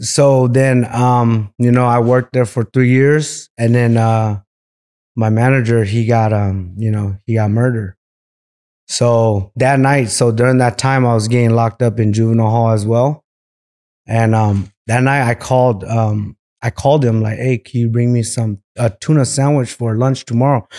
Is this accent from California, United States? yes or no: yes; Merced, California, United States; also born or lived in Visalia, California; I was born in Visalia, California, and, um, we moved out to Merced when I was two years old. So, stayed there all my life until I got a little older